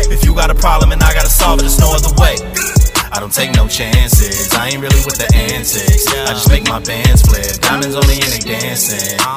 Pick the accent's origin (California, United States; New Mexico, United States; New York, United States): New York, United States; Bronx; now in Pennsylvania, United States; Still rep the hometown even though I've been away. BX my hometown even though I'm